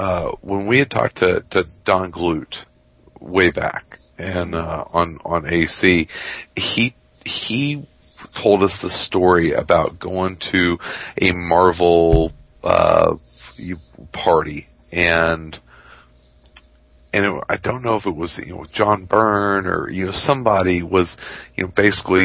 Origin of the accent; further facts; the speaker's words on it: Midwest, United States; I'm a Midwesterner